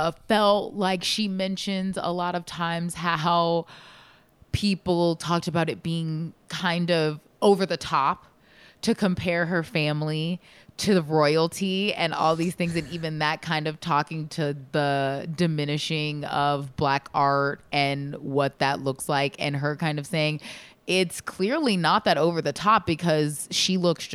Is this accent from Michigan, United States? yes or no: yes; Michigan, United States; I'm from Michigan.